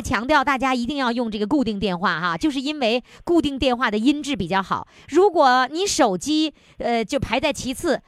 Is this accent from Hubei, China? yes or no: no; Dongning, Heilongjiang, China; 我的家乡，黑龙江省东宁县